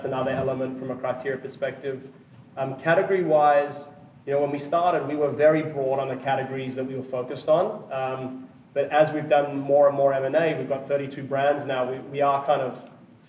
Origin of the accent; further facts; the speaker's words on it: Australia; now in Austin, United States; I'm from Australia originally, but based in Texas, Austin